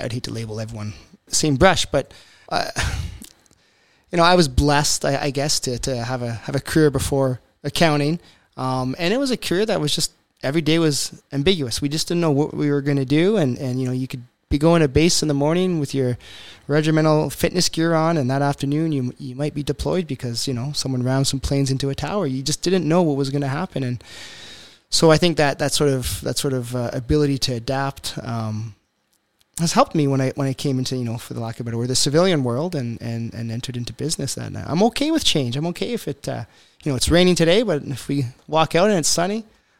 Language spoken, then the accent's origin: English; Ontario, Canada; born there; I wasn't born in Alberta. I was born in Eastern Ontario. I came out here because I was in the military.